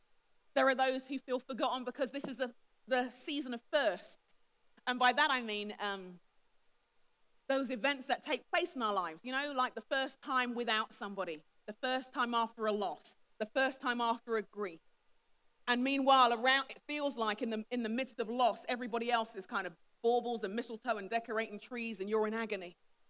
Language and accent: English; Nigeria; I'm respectful of my elders. I'm a Nigerian. It's what we do.